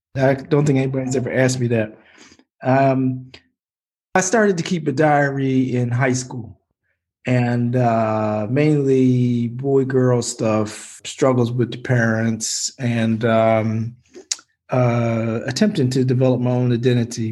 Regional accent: Baltimore, Maryland, United States; my hometown

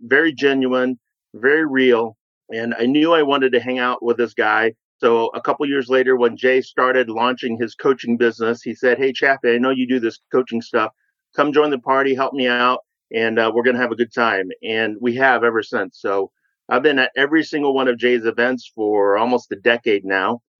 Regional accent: Vietnam; now in United States; I am a refugee from Vietnam, came over and growing up

